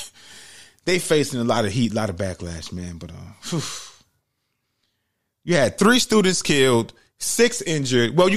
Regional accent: New York City, New York, United States; Growing up in New York City, like, hearing about 9-11, even though I went to school in the Bronx

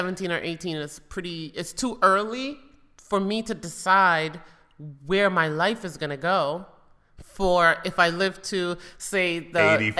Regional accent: New York City, New York, United States; now in Europe; I tell people here in Europe that I grew up in the Bronx

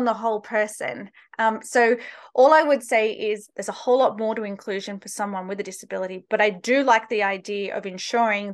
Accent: Australia; moved away as an adult; now in United States; I'm originally from Australia, just in case people can't place my accent

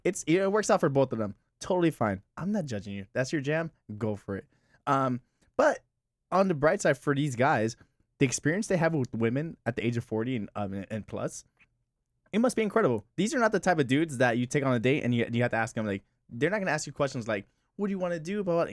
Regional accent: Miami, Florida, United States; also born or lived in Hialeah; I'm from West Kendall

